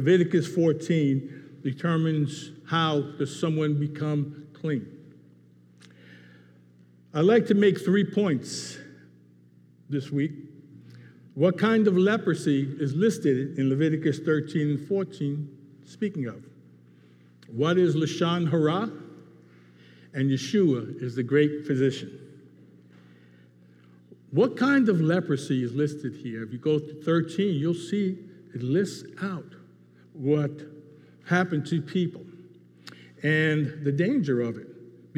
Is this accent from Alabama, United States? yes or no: no; New York City, New York, United States; Growing up in the Bronx in the 50s and 60s